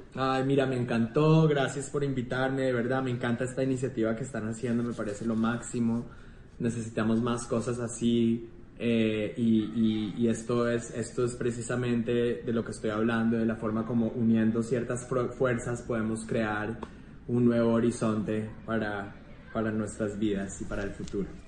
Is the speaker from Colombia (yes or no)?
yes; Colombia; moved away; Yo me siento súper colombiano y tengo muchas ganas de volver a vivir en Colombia pronto